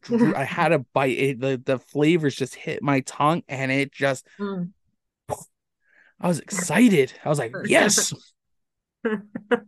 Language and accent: English; St. George, Ontario, Canada; I grew up in St. George